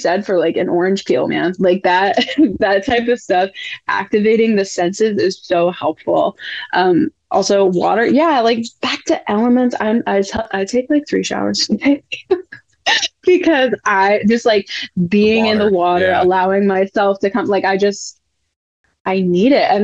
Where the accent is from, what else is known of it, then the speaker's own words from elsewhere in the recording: New England, United States; I'm from New England.